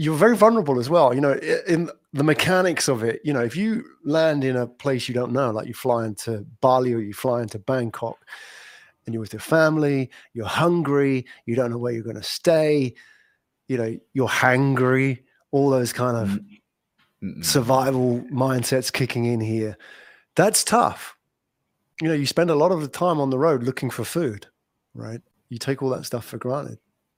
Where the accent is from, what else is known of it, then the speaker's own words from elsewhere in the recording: London, United Kingdom; moved away as an adult; now in Singapore; Based here in Singapore, and I'm not from Singapore. I'm from colder climates, as we were discussing off air here, London. I haven't lived in London for 10 years.